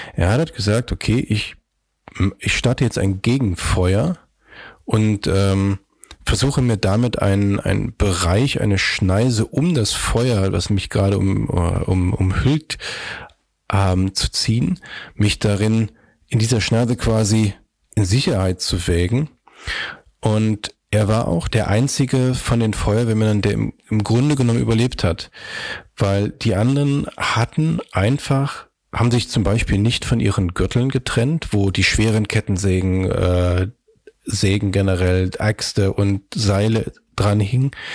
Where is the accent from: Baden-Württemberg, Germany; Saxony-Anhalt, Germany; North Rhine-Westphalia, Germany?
Saxony-Anhalt, Germany; Magdeburg; moved away as an adult; now in Hamburg, Germany; ich komme aus Magdeburg